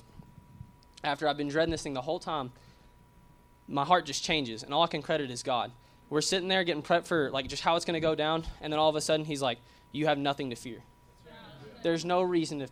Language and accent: English; Arkansas, United States; I'm from Arkansas